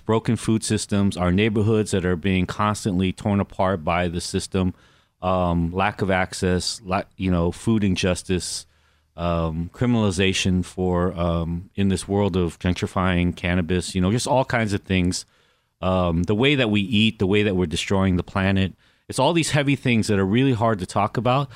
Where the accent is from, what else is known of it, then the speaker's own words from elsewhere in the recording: Los Angeles, California, United States; also born or lived in Anaheim, California; I grew up in Koreatown, I grew up in Anaheim